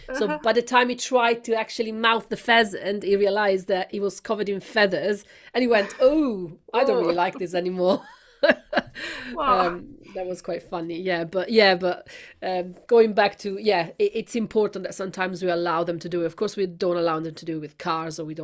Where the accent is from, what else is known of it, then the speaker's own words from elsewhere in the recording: Milan, Lombardy, Italy; I come from Milan